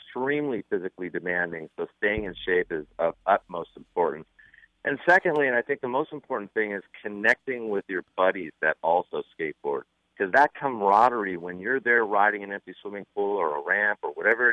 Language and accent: English; Malibu, California, United States; I grew up in Malibu, which is a surfing community about 10 miles north of Santa Monica and Venice.